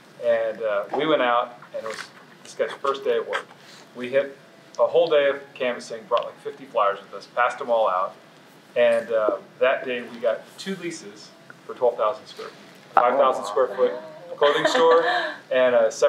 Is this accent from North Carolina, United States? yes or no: yes; Chapel Hill, North Carolina, United States; I'm from Chapel Hill, North Carolina.